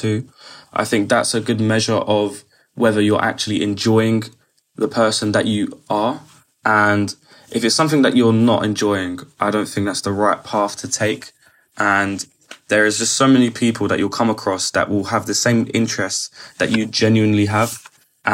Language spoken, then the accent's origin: English; London, United Kingdom; I'm 19 years old and I'm from London.